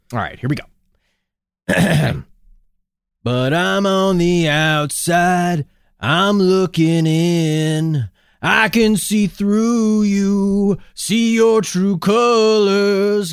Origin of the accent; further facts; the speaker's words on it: Minnesota, United States; I'm from Minnesota